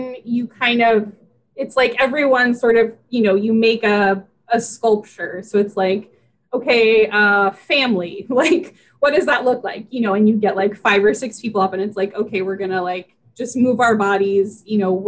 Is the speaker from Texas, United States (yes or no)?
no; West Virginia, United States; I grew up in West Virginia.